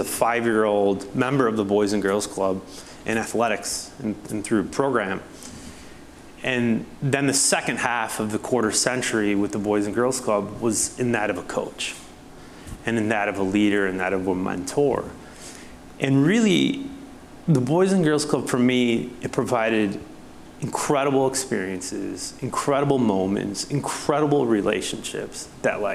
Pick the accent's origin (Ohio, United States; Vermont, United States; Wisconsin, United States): Wisconsin, United States; La Crosse; moved away as an adult; also born or lived in Minneapolis, Minnesota; now in Atlanta, United States; I was raised here in La Crosse, Wisconsin